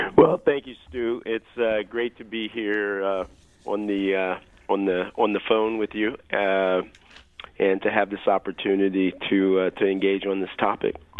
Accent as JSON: {"language": "English", "town": "Kansas City", "region": "Missouri", "country": "United States", "tie": "born or raised there", "said": "I grew up in Kansas City, Missouri"}